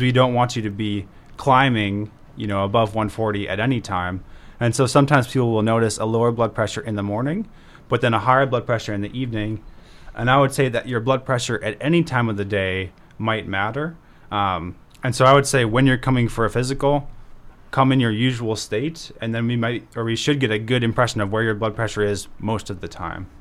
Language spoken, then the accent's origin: English; Beresford, South Dakota, United States; also born or lived in Virginia; now in Brookings, United States; I grew up in Beersford